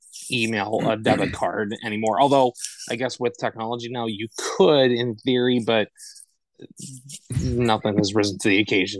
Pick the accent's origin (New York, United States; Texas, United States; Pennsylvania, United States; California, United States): Pennsylvania, United States; Saxonburg; now in Kalamazoo, United States; currently right now, like I said, I live in the Kalamazoo area. Was born and raised north of Pittsburgh in a little town called Saxonburg. And this town in Saxonburg, which is 45 minutes or so due north of the city of Pittsburgh.